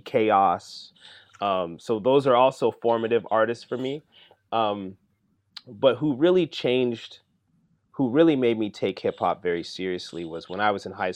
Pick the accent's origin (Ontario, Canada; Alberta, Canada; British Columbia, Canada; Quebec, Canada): Ontario, Canada; London; also born or lived in Kenya; So we moved to Canada when I was a year old. I grew up in a city called London, Ontario